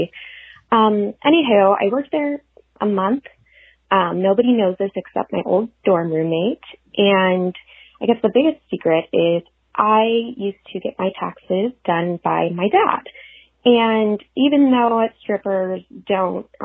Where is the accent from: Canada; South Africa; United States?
United States; San Francisco, California; moved away as an adult; also born or lived in Los Angeles; I'm from San Francisco, so moved down here